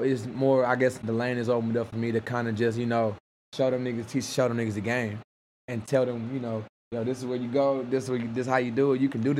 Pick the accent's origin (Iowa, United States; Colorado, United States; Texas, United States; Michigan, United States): Texas, United States; Houston; And when I'm from Houston, Texas, bro